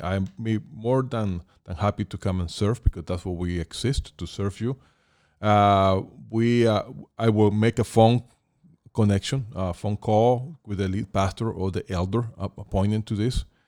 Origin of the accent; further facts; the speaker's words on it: Caracas, Capital District, Venezuela; moved away as an adult; now in Thousand Oaks, United States; I was born in Caracas, Venezuela, and, um, I came to the U S in nineteen ninety-one as an adult